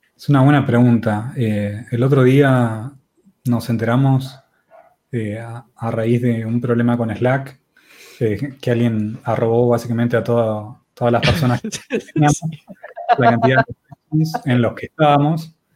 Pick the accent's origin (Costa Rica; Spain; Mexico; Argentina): Argentina; somos de Argentina